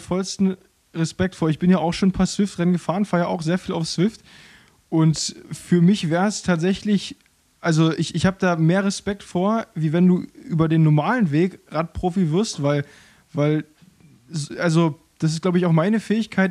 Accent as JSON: {"language": "German", "region": "Berlin", "country": "Germany", "tie": "born or raised there", "also_born_or_lived": "Rangsdorf, Brandenburg", "said": "da bin ich dann etwas später, mit 10, 12 Jahren umgezogen nach Berlin, nach Berlin-Köpenick, Köpenick-Grünau, um genau zu sein. Und da habe ich, ja, bis ich 20 war, mein gesamtes Leben lang verbracht. Äh, bin da aufgewachsen"}